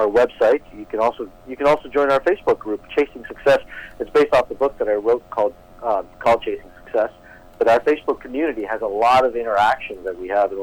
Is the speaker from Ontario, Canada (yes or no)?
yes; Toronto, Ontario, Canada; growing up in Toronto, Canada, but living in an Eastern Indian family